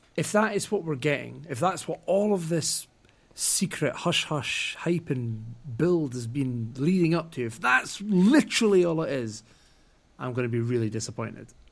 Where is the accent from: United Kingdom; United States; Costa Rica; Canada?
United Kingdom; Scotland